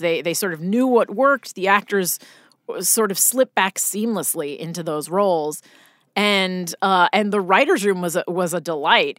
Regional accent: Boonton Township, New Jersey, United States; moved away as an adult; now in Los Angeles, United States; I grew up in New Jersey, uh, uh, a very small town called Booten Township

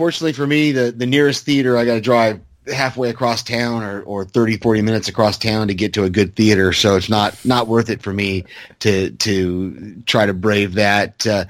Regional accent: California, United States; moved away; I grew up in California

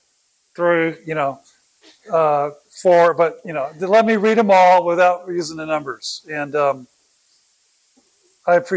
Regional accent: Oakland, California, United States; also born or lived in San Jose, California; I was born in Oakland.

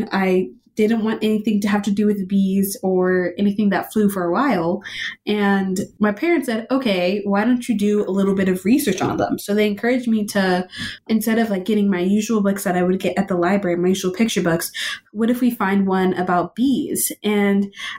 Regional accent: Austin, Texas, United States; I am born and raised in Austin, Texas

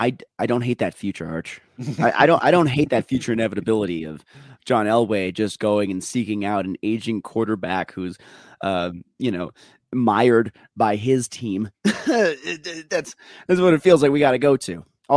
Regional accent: Minnesota, United States; Well, I wouldn't. I'm too Minnesotan to call out all my assistant coaches during a fucking meeting.

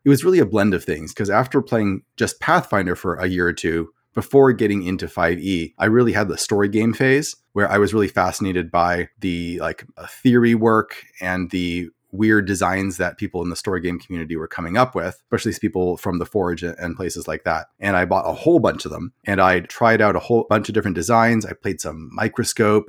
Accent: Portland, Oregon, United States; moved away as an adult; now in Phoenix, United States; originally I grew up in Portland, Oregon. So I spent most of my life there

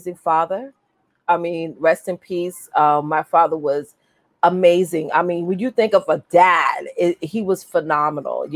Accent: Westbury, New York, United States; I was born and raised in Westbury, Long Island

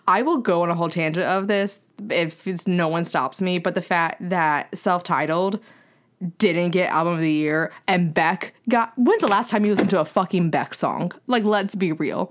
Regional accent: the South, United States; moved away; I'm away from the South

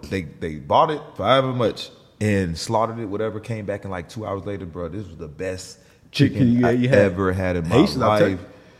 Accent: Atlanta, Georgia, United States; also born or lived in New Jersey; I was born in Jersey, then we moved to Atlanta when I was around like 8.

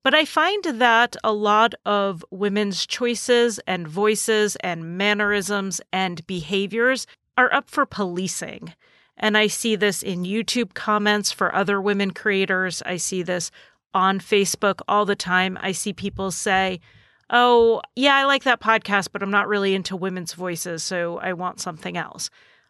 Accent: New England, United States; accent: slightly New England; my accent is slightly New England

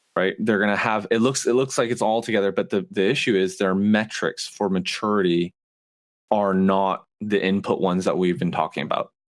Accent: Canada; moved away as an adult; also born or lived in Montreal; now in United States; I moved to the South three years ago. I'm Canadian.

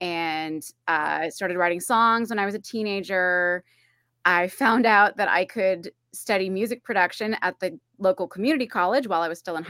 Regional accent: California, United States; The short version of the long story is that I'm from California. I moved around a lot as a kid, but I'm from California.

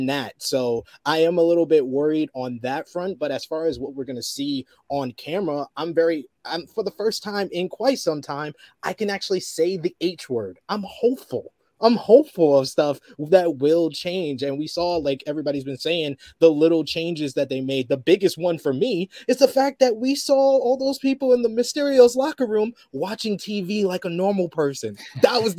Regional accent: New York City, New York, United States; moved away as an adult; now in United Kingdom; in my hometown of New York City

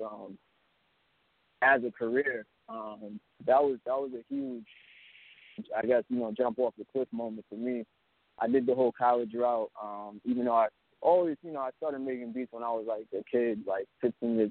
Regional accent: Alabama, United States; now in Brooklyn, United States; I'm actually from Alabama. I'm out here in Brooklyn now, but I was born in Alabama

